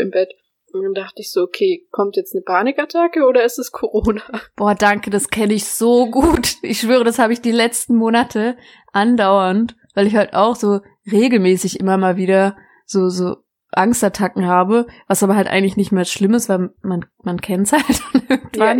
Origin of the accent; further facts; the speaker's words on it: Baden-Württemberg, Germany; moved away as an adult; now in North Rhine-Westphalia, Germany; wir kommen ja hier aus, aus Baden-Württemberg